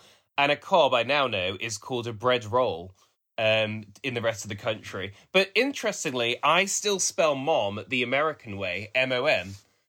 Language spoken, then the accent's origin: English; Walsall, West Midlands, United Kingdom; also born or lived in Black Country; So first of all, I'm not exactly from Birmingham. I'm from, I would say, two small towns outside. So I grew up in Walsall, but I spent all my weekends with my grandparents in the Black Country.